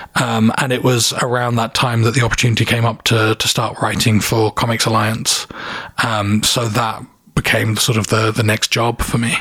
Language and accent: English; Hastings, South East England, United Kingdom; moved away as an adult; also born or lived in London; now in Toronto, Canada; i'm originally from the south of England, a town called Hastings, which is quite well known because of a battle that happened a thousand years ago. So, so everyone knows of the place, even if they don't know the place. I grew up there